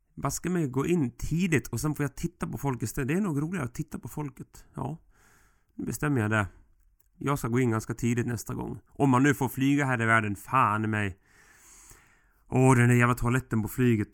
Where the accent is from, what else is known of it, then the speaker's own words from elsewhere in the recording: Sweden; vi svenskar